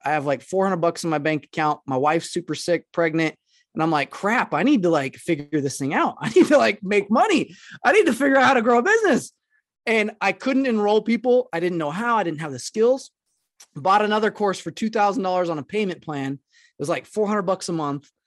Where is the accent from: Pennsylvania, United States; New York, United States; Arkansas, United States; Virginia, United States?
Arkansas, United States; I'm originally from Arkansas, and I grew up in a town that was less than, like, three thousand people.